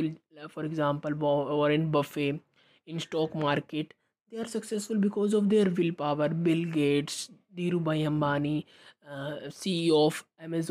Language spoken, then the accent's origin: English; India; I am from India